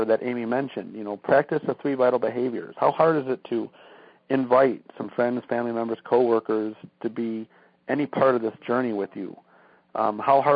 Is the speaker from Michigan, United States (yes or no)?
yes; Michigan, United States; we're from Michigan, and it's cold, like 20, 30 degrees here in the winter